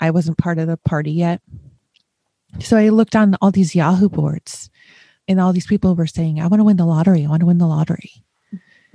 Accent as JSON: {"language": "English", "area": "Buffalo, Rochester area", "region": "Western New York", "country": "United States", "tie": "born or raised there", "also_born_or_lived": "Chicago", "moved": "as an adult", "lives_now": "Ohio, United States", "said": "I was born and raised in Western New York. Not New York, New York, Buffalo, Rochester area."}